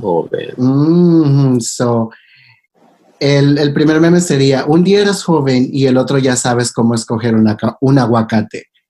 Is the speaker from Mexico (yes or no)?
no; El Salvador; now in Los Angeles, United States; creciendo en El Salvador